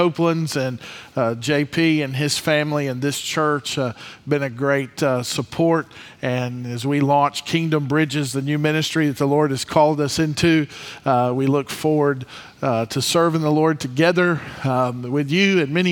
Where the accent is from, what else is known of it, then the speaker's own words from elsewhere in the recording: Mobile, Alabama, United States; also born or lived in Theodore, Alabama; I grew up in Mobile